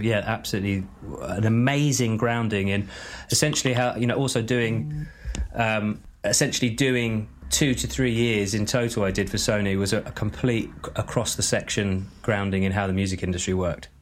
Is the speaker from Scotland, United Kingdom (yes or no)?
no; Glastonbury, South West England, United Kingdom; I grew up just outside Glastonbury, uh, in the middle of nowhere